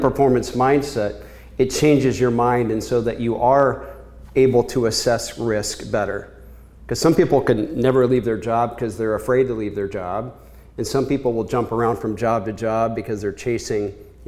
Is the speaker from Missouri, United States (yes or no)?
no; Kansas, United States; moved away as an adult; also born or lived in Chicago; I was born in Kansas a long time ago, and I was one of many kids